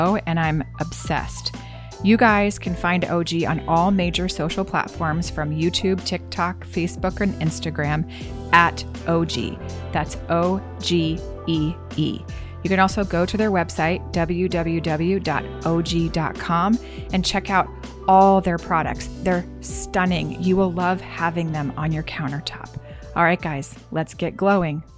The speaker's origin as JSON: {"language": "English", "region": "the South", "country": "United States", "tie": "born or raised there", "said": "I grew up in the South too"}